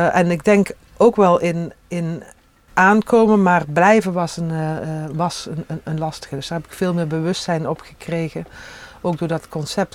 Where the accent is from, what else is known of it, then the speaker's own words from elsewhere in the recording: Panningen, Limburg, Netherlands; accent: soft G; moved away as an adult; also born or lived in Tilburg; now in Monnickendam, Netherlands; Uit Helden Panningen, toen nog. Gemeente Helden, kerkdorp Panningen